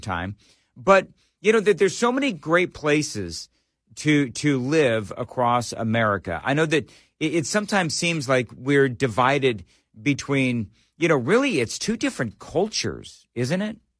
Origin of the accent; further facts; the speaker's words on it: Los Angeles, California, United States; also born or lived in Colorado Springs, Colorado / Denver, Colorado / Richmond, Virginia / Fort Wayne, Indiana; now in Nashville, United States; I, I was born and raised in Los Angeles